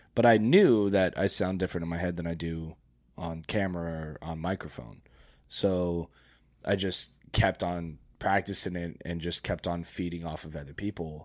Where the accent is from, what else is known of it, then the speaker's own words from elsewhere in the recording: Florida, United States; I grew up here in Florida